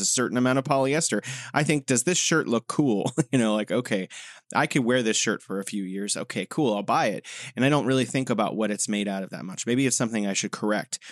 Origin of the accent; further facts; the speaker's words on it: United States; moved away; the U S, my home country